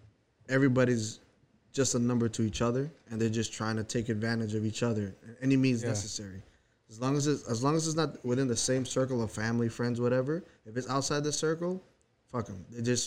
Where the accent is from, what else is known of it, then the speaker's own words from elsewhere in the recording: Florida, United States; I'm from Florida.